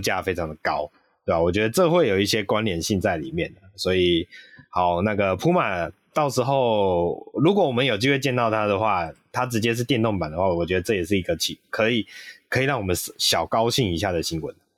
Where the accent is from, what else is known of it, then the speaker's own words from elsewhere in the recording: Taiwan; 我们台湾人